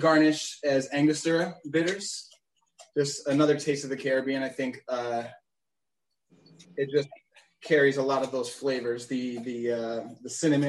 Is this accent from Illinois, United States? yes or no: yes; Chicago, Illinois, United States; also born or lived in Georgia / Puerto Rico / Florida; Born and raised in Chicago, but actually moved around so much in my life. I lived a little bit in Georgia, Puerto Rico, which is where my family is from.